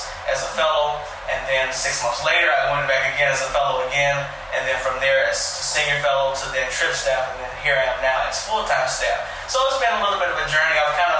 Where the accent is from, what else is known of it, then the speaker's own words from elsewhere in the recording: Gary, Indiana, United States; also born or lived in Chicago, Illinois / Michigan; I grew up in Gary, Indiana, between there and Chicago. So I call myself somewhat of a bi-state, tri-state baby between Indiana, Illinois, and Michigan. So I'm a Midwest boy. Grew up in the church.